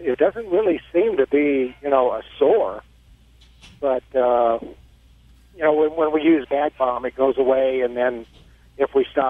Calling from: Missouri, United States

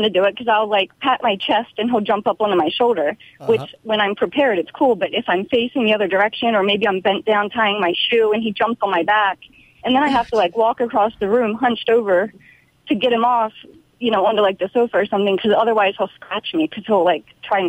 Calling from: Los Angeles, California, United States; Los Angeles.

